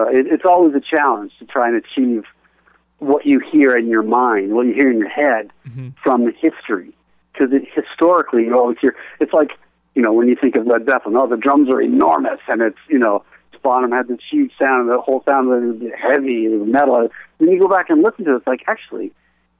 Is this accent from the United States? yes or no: no; Canada; being Canadian